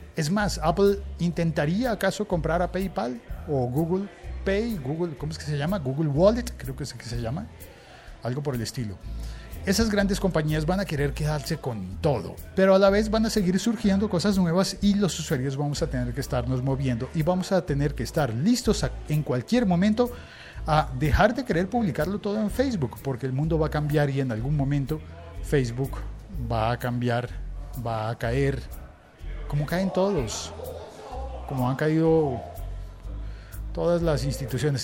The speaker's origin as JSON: {"language": "Spanish", "country": "Colombia"}